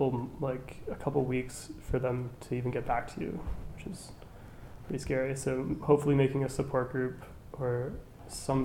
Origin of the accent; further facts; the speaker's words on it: Halifax, Nova Scotia, Canada; born and raised in Halifax, I came to King's in 2014-15